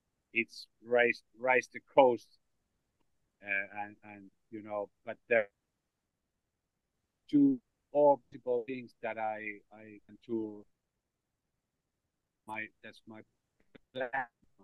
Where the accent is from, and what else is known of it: Finland; English is a second language